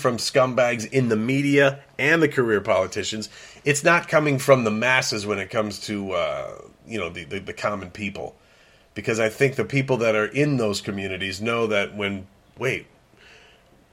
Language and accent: English; Detroit, Michigan, United States; moved away; It's my hometown, man, and I got to look at it from a distance, having lived away for so long